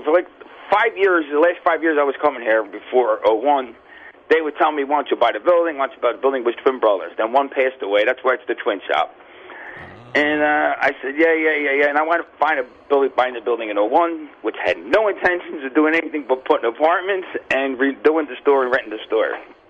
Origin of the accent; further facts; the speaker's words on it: Florida, United States; I grew up in the South Florida tiny market.